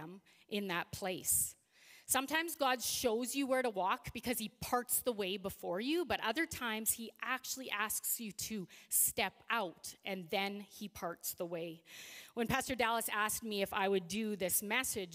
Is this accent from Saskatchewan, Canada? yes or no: yes; Regina, Saskatchewan, Canada; now in Saskatoon, Canada; I grew up in Regina. So I lived there for 30 years